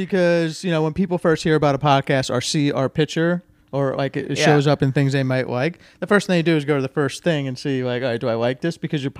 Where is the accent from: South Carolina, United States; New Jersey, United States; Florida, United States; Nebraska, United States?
New Jersey, United States; I'm from New Jersey.